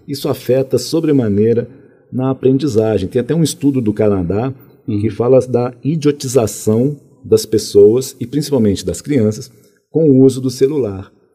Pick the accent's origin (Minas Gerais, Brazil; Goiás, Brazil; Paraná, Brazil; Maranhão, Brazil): Minas Gerais, Brazil; Contagem; also born or lived in Belo Horizonte / Rio de Janeiro; Nasci em Belo Horizonte, depois eu fui para o Rio de Janeiro. Fiquei lá até os sete anos de idade é, morei lá no, na, na, favela do Morro de São Carlos, depois na favela de, de Quitungo, na Penha. Depois nós viemos aqui para Minas Gerais, fui morar em Contagem, e aí fui criado lá em Contagem